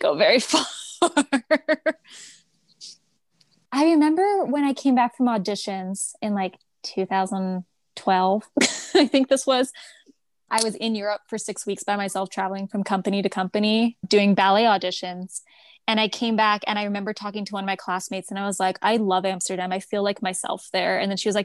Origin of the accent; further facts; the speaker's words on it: Toronto, Ontario, Canada; moved away as an adult; also born or lived in Zurich, Switzerland / New York City, United States; now in United States; I grew up in Toronto. I moved to Zurich